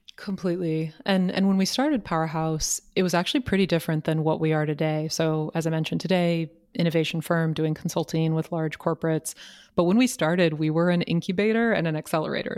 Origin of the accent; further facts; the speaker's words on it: Marin, San Francisco Bay Area, California, United States; I was born and raised in the San Francisco Bay Area, born in San Francisco, raised in Marin